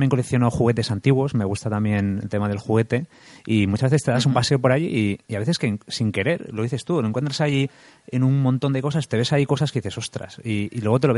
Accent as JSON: {"language": "Spanish", "area": "Valencia area", "region": "Valencian Community", "country": "Spain", "said": "somos de, de la zona de Valencia"}